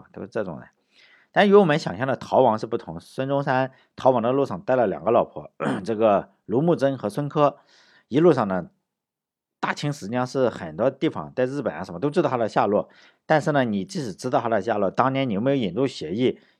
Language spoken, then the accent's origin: Chinese; Shandong, China; 我们这个山东人